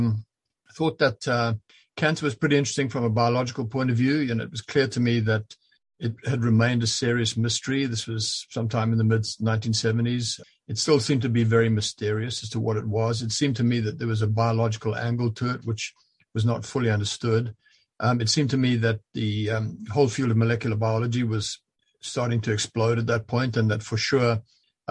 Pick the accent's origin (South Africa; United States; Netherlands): South Africa; moved away as an adult; also born or lived in Zambia; now in London, Canada; I lived much of my life in South Africa at school, but also Central Africa and what was then Northern Rhodesia and became Zambia